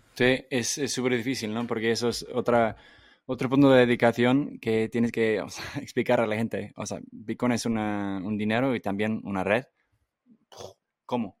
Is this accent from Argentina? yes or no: no; England, United Kingdom; Spanish is a second language; moved away; yo crecí en Inglaterra